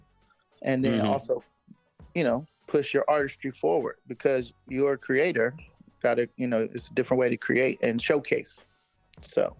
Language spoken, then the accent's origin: English; Cleveland, Ohio, United States; I'm from Cleveland. I'm a Cleveland fam.